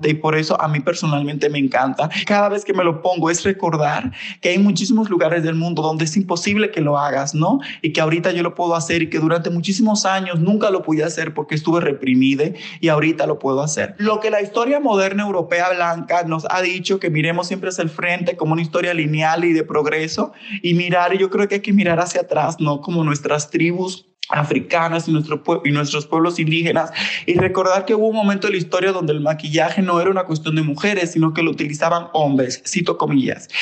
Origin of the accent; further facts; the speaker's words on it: Santo Domingo, Dominican Republic; moved away as an adult; now in Mexico; nací en República Dominicana, en Santo Domingo, ahorita vivo en México, ya llevo siete años aquí